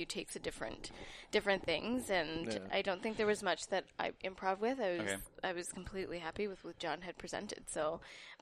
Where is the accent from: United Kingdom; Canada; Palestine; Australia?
Canada; Aurora, Ontario; moved away as an adult; now in Montreal, Canada; I'm originally from Aurora, Ontario.